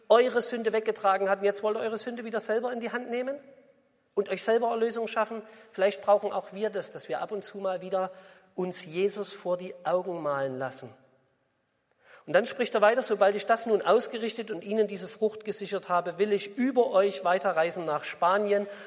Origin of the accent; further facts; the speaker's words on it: East Germany, Germany; Sie hören es ja vielleicht, ihr hört es ja vielleicht, ich komme aus dem Osten.